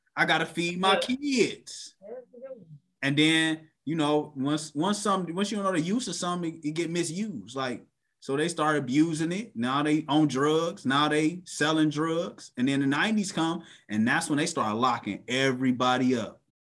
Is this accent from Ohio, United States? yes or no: yes; Cleveland, Ohio, United States; I'm from Cleveland.